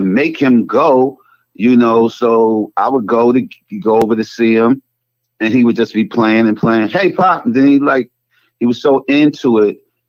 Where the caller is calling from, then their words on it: North Carolina, United States; I'm calling from North Carolina.